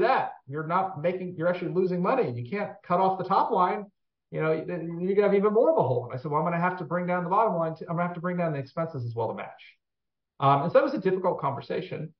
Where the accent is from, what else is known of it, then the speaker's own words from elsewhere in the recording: Washington, District of Columbia, United States; I grew up in the Washington, D.C. area